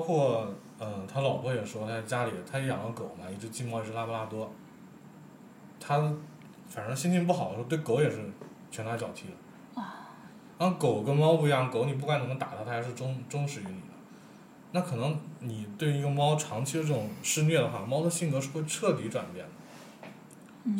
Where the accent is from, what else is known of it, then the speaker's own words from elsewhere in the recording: China; 我们中国人就是有一种这样的嗯，就是，多一事不如少一事